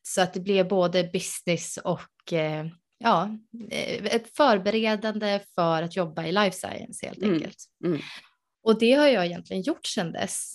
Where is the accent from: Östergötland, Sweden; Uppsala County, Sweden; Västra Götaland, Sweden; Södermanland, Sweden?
Uppsala County, Sweden; Uppsala; moved away; jag är ursprungligen från Uppsala